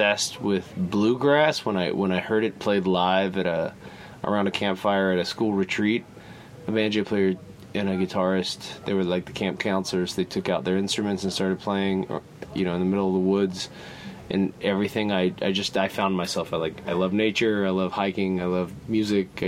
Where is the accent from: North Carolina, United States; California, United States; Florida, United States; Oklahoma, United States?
North Carolina, United States; Winston-Salem; moved away as an adult; also born or lived in Spain / Japan; now in Buenos Aires, Argentina; I am from North Carolina, from Winston-Salem, North Carolina